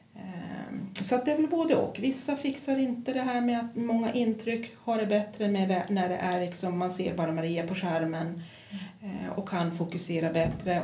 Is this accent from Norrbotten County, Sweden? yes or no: yes; Kiruna, Norrbotten County, Sweden; also born or lived in Pajala / Stockholm / Västerås / Luleå; jag är född i Pajala men jag är uppvuxen här i Kiruna